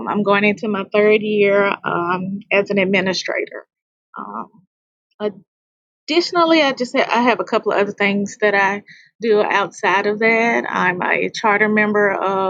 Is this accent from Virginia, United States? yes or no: no; Memphis, Tennessee, United States; I'm a native Memphian. I'm from Memphis, Tennessee. This is my 23rd year in education. I grew up in the historic Orange Mound community